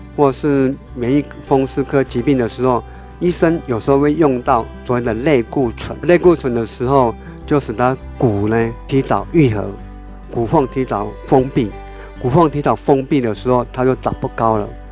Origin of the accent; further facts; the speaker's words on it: Taiwan; 我们台湾话有一句话就是“紧眉短几寸”